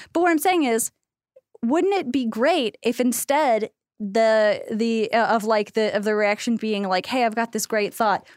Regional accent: United States; as American women

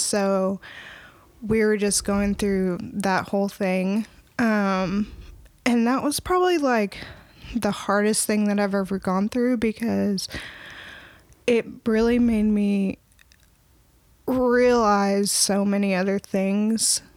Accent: Opelika, Alabama, United States; now in Northwest Arkansas, United States; I'm originally from Opelika, Alabama.

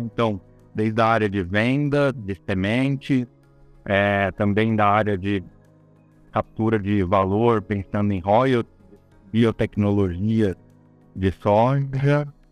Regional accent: São Paulo, Brazil; eu sou uma pessoa de São Paulo, capital. Eu moro em São Paulo, nasci em São Paulo

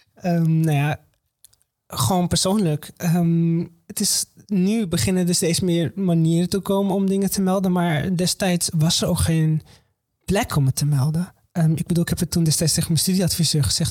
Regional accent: Morocco; now in Netherlands; ik kom uit Marokko, niet uit Syrië

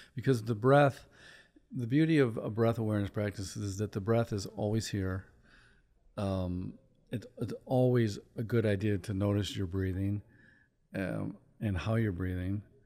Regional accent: Chicago, Illinois, United States; moved away; I'm from Chicago

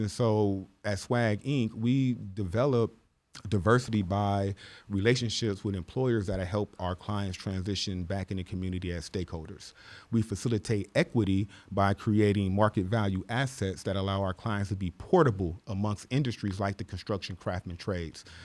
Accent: Los Angeles, California, United States; born or raised there; also born or lived in Midwest

